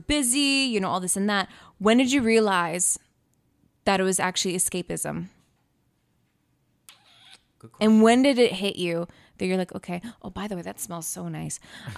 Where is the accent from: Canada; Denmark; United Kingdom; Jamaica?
Canada; because I was born here